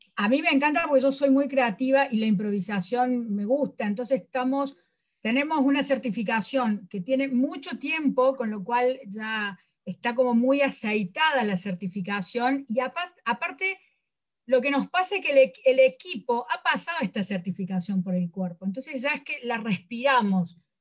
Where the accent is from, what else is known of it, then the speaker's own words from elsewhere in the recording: Córdoba, Argentina; soy de Córdoba